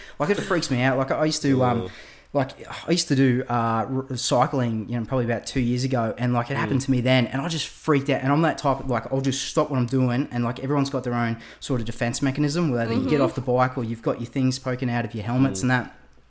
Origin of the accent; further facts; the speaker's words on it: Gold Coast, Queensland, Australia; So like growing up on the Gold Coast, there is an abundance of maggies like coming at you in the springtime, and I remember I used to ride to school.